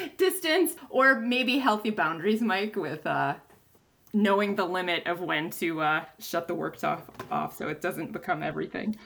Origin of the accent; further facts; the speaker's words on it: Stevens Point, Wisconsin, United States; I'm actually from Stevens Point, so I went to college in my hometown.